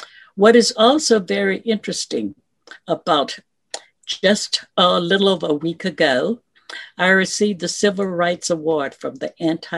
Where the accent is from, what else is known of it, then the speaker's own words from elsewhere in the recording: Lake Charles, Louisiana, United States; moved away as an adult; also born or lived in Opelousas, Louisiana / Houston, Texas; Growing up in that community. What community? In Lake Charles, Louisiana.